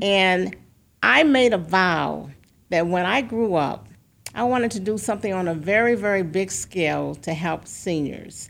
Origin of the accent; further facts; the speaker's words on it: St. Louis, Missouri, United States; also born or lived in Boston; growing up in Saint Louis